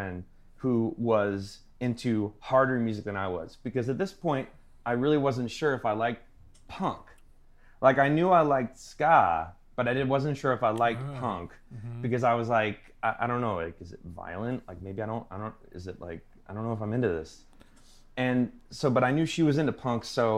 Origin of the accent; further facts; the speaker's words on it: Long Island, New York, United States; I'm from Long Island, New York.